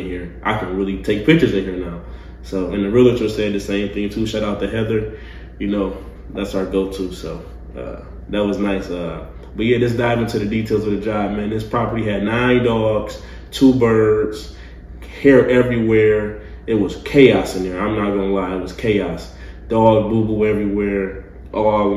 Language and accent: English; Detroit, Michigan, United States; now in Nashville, United States; I'm from Detroit